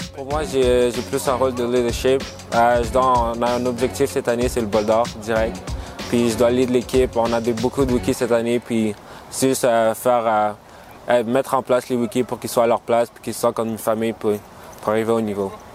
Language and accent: French; Donnacona, Quebec, Canada; ma ville natale de Danakona